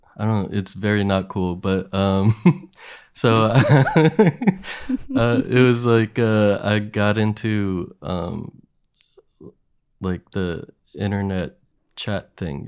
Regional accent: Williamsport, Pennsylvania, United States; my hometown is, like, known for the Little League World Series

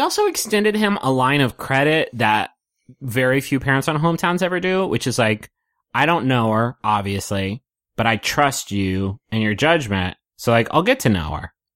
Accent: West Virginia, United States; I grew up in West Virginia.

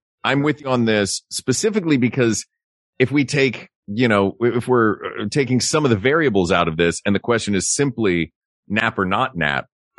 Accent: the South, United States; moved away; I grew up in the South.

